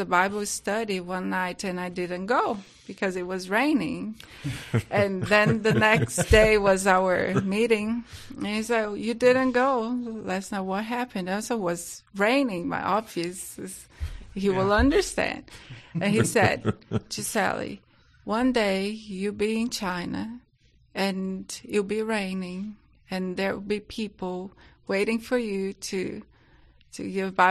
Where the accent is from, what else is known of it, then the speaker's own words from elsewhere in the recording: Brazil; accent: Brazilian; English is a second language; moved away as an adult; also born or lived in England; You can just take that my accent is British, but it's not. It's a Brazilian